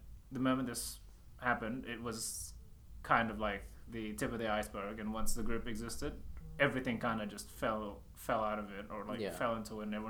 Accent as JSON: {"language": "English", "country": "Australia", "said": "we're Aussie Asians and started off in the Aussie Asian community."}